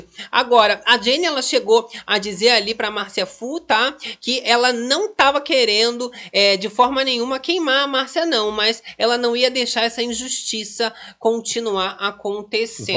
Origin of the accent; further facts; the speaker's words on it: Rio de Janeiro, Brazil; aqui a gente é carioca